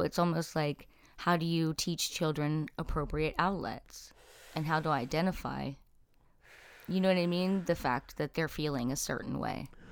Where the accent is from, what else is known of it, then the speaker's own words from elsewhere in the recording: New Jersey, United States; now in Elkins Park, United States; I grew up in South Jersey. I live in Elkins Park